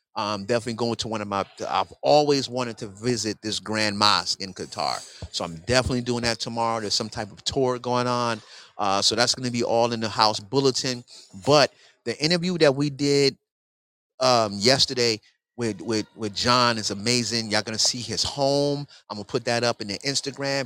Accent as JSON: {"language": "English", "town": "New York City", "region": "New York", "country": "United States", "said": "I'm from New York City, where this always happens"}